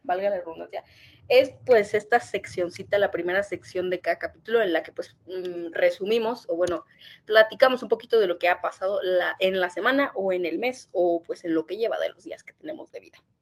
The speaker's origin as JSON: {"language": "Spanish", "region": "northern Mexico", "country": "Mexico", "moved": "yes", "lives_now": "Mexico City, Mexico", "said": "yo no soy de la Ciudad de México, para la gente que no sabe. Yo soy de un pequeño lugar en el norte"}